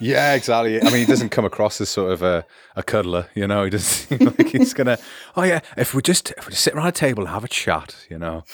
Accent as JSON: {"language": "English", "country": "United Kingdom", "moved": "yes", "lives_now": "Germany", "said": "as a British person reading history"}